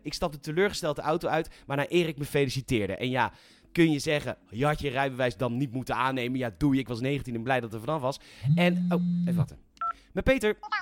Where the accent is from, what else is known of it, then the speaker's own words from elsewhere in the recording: Netherlands; ik ben Nederlander